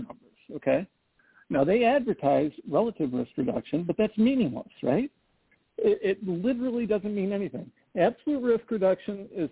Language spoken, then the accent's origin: English; Midwest, United States; I'm a Midwesterner and grew up in a rural area